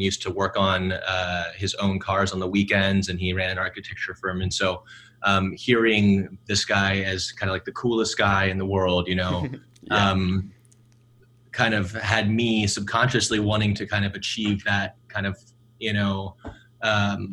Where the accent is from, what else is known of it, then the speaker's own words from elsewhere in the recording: Atlanta, Georgia, United States; also born or lived in Milwaukee, Wisconsin; I grew up in Atlanta, Georgia. I was actually born in Milwaukee, and we moved down to Atlanta when I was one for my dad's job